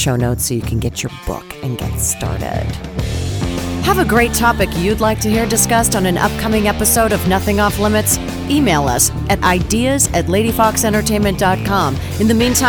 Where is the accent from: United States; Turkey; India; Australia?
United States; Pennsylvania; moved away; I come from Pennsylvania